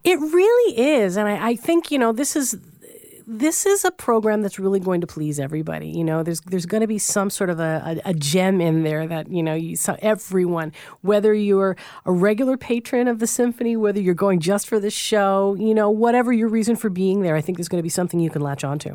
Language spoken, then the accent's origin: English; Newfoundland and Labrador, Canada; I'm from Newfoundland